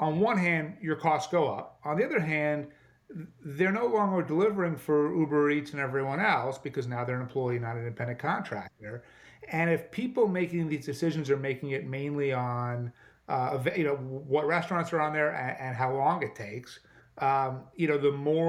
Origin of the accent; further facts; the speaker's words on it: New York, United States; I think as a New Yorker, I'm going to claim that one.